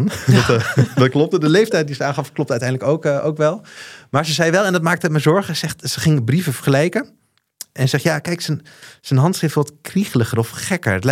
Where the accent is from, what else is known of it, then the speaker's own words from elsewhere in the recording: Osaka, Japan; Ik spreek vloeiend Japans. ik ben opgegroeid in Osaka.